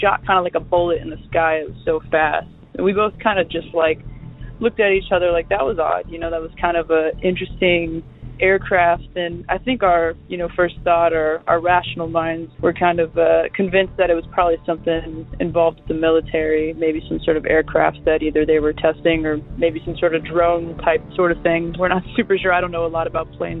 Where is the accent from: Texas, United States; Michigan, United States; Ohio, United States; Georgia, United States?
Ohio, United States; Dayton; moved away as an adult; also born or lived in Los Angeles; I'm actually from Dayton, Ohio